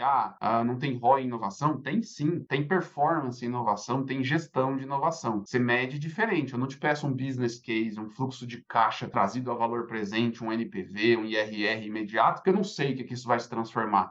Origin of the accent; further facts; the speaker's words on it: São Paulo, Brazil; moved away; eu sou, sou paulistano, já vivi em alguns lugares aí do Brasil e do mundo